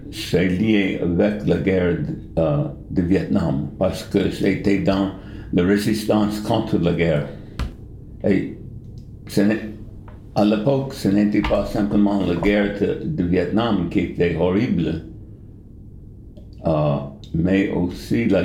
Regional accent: New York, United States; French is a second language; moved away as an adult; also born or lived in India / Japan; now in Bern, Switzerland; Je suis américain, né à New York, et euh, j'ai passé les premiers 30 ans de ma vie à New York, de ville de New York. Et après, je suis allé en, à l'Inde. Et après l'Inde, je suis allé au Japon

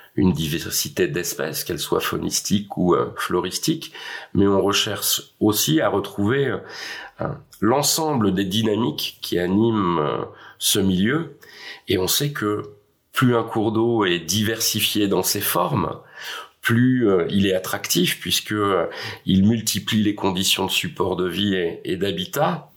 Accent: Tours, Centre-Val de Loire, France; Je suis né euh, à Tours, sur les bords de Loire.

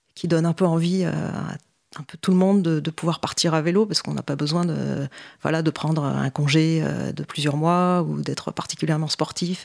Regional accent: Paris, Île-de-France, France; also born or lived in Montpellier / Toronto, Canada; j'ai grandi à Paris

